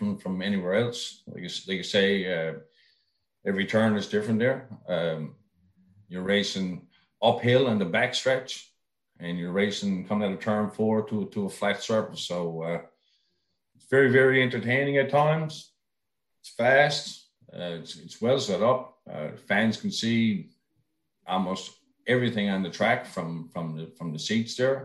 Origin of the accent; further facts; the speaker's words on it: Newfoundland and Labrador, Canada; as Newfoundlander